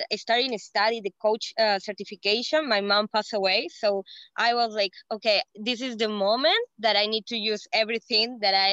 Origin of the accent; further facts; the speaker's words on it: Peru; English is a second language; I am from Peru.